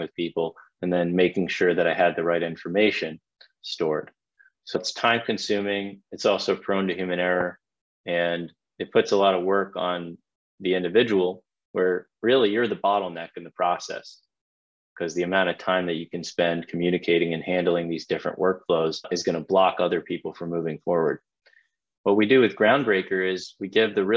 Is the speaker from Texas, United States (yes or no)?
no; Atlanta, Georgia, United States; I'm from Atlanta, Georgia